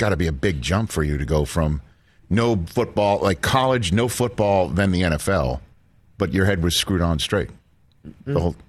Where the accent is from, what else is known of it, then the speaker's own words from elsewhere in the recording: New York City, New York, United States; moved away; I'm from originally from New York City, Staten Island, New York.